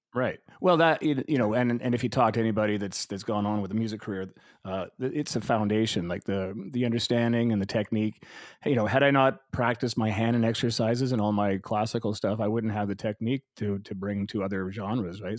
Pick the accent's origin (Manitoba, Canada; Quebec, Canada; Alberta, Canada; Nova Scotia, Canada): Alberta, Canada; Calgary; also born or lived in Vancouver; I grew up in Calgary, I was there since